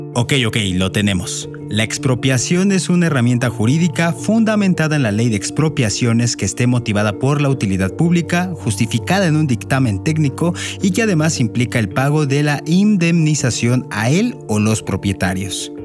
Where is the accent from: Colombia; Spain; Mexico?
Mexico